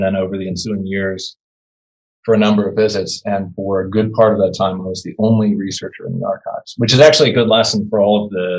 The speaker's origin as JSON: {"language": "English", "town": "Washington", "region": "District of Columbia", "country": "United States", "tie": "born or raised there", "said": "I grew up here in Washington"}